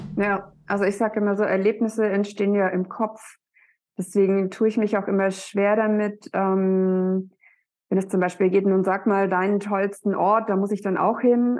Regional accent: Black Forest, Baden-Württemberg, Germany; moved away as an adult; now in Hamburg, Germany; ich komme ja aus dem Schwarzwald

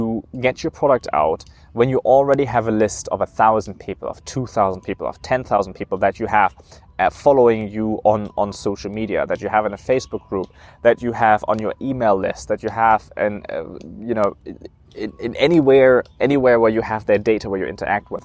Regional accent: Germany; moved away; I grew up in Germany

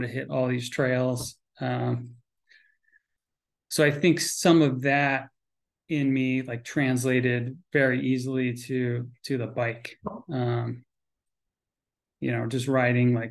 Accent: Connecticut, United States; also born or lived in Vermont; I grew up in Connecticut.

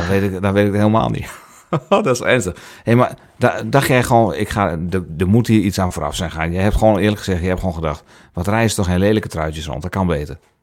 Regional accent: Netherlands; wij als Nederlanders

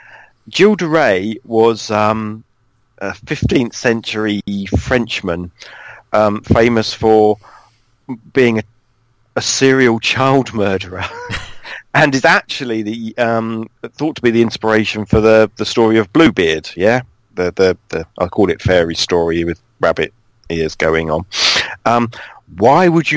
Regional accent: United Kingdom; I just say I'm from near London

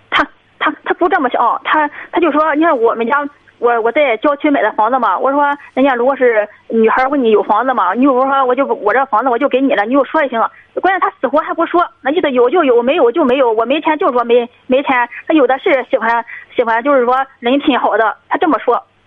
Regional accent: Dezhou, Shandong, China; now in Beijing, China; 我是山东德州的

